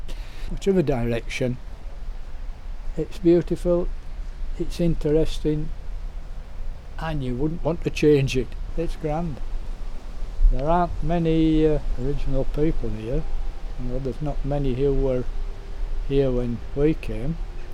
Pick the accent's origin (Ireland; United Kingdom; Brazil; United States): United Kingdom; Wensleydale, Yorkshire and the Humber